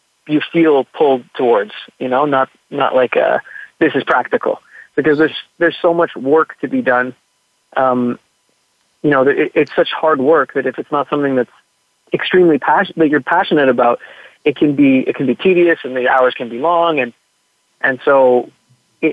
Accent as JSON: {"language": "English", "town": "Montreal", "region": "Quebec", "country": "Canada", "tie": "born or raised there", "said": "I grew up in Montreal, in Quebec"}